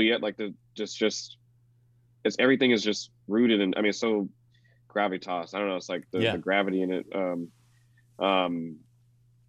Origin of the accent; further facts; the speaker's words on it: the South, United States; being a black man growing up in the South